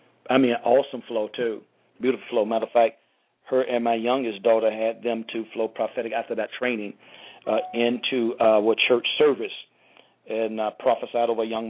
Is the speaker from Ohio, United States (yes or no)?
no; St. Petersburg, Florida, United States; now in Miami, United States; I'm originally from St. Petersburg, Florida, living in Miami